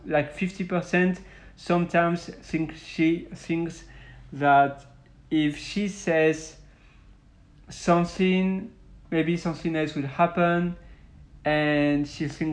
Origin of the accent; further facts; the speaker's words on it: Belgium; I'm from Western Europe, so I'm from Belgium